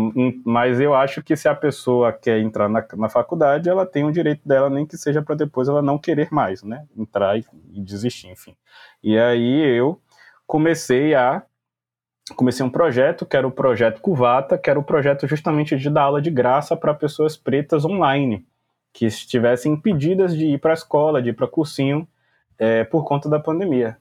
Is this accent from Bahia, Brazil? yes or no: yes; Salvador, Bahia, Brazil; sou nascido e criado aqui em Salvador